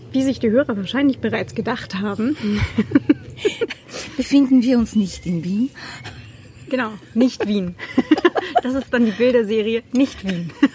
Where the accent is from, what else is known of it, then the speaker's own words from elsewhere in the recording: Germany; now in Vienna, Austria; da, wo ich herkomme. So ein 800 einwohner kaff im norddeutschen Vorharz.